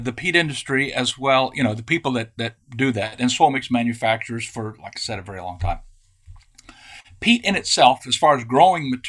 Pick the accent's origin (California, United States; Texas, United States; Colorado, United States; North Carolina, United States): Texas, United States; I'm from Texas